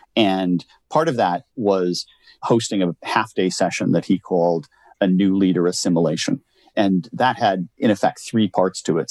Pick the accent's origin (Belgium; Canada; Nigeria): Canada; I born and raised in Canada, grew up in a little farm town, 2,900 people